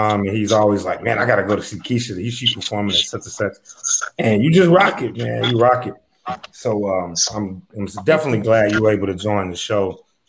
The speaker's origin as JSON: {"language": "English", "town": "Dayton", "region": "Ohio", "country": "United States", "said": "My neck of the woods. I'm from Dayton."}